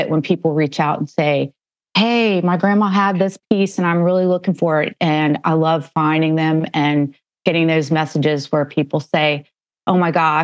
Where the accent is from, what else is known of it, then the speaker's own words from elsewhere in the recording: Northern Virginia, United States; I grew up in Northern Virginia